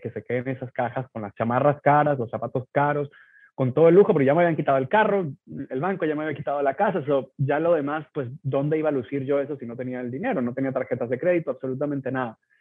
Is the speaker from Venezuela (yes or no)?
yes; Venezuela; moved away as an adult; now in United States; yo nací en Venezuela